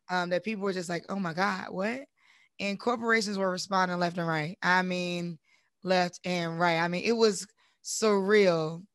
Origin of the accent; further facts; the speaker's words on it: Durham, North Carolina, United States; I'm from Durham originally